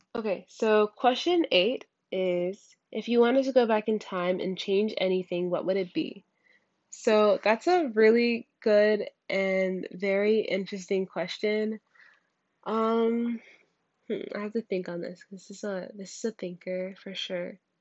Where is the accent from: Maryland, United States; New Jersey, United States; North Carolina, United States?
New Jersey, United States; near Newark; moved away; back when I was in my hometown, uh, that was close to Newark